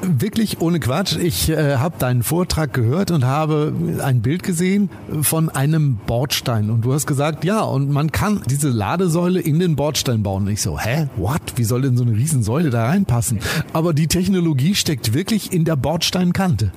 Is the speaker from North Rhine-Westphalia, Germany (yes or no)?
yes; Detmold, North Rhine-Westphalia, Germany; meine Heimatstadt Detmold